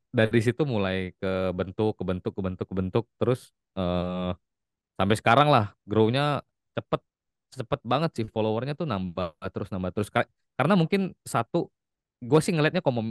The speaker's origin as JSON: {"language": "Indonesian", "town": "Palembang", "region": "South Sumatra", "country": "Indonesia", "moved": "yes", "lives_now": "Jakarta, Indonesia", "said": "Asli, asli orang asli, aslinya ha. dari Palembang kok."}